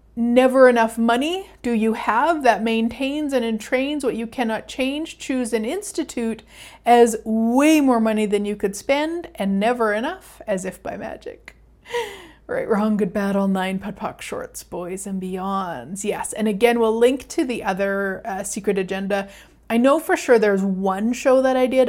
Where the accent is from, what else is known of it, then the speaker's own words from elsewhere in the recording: Canada; I'm Canadian